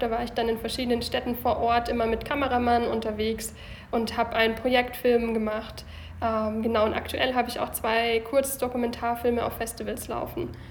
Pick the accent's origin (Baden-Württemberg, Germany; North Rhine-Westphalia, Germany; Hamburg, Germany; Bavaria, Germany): Bavaria, Germany; Lindau; moved away as an adult; also born or lived in Bayreuth / Baden-Baden; now in Munich, Germany; Ursprünglich komme ich vom Bodensee aus Lindau